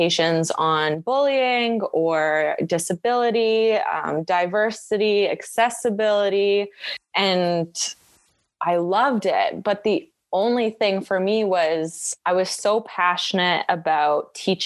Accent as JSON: {"language": "English", "town": "Edmonton", "region": "Alberta", "country": "Canada", "tie": "born or raised there", "said": "I'm from Edmonton. Like, I grew up near Banff and Jasper"}